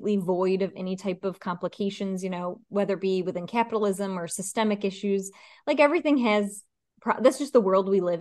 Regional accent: New York, United States; now in Chicago, United States; I'm originally from New York

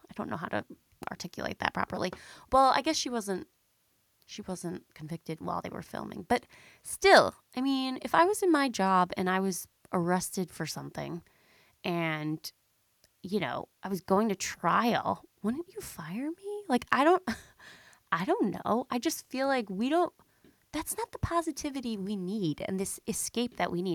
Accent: Long Island, New York, United States; also born or lived in Boston / Manhattan; I am a Long Island girly, okay? I grew up on Long Island

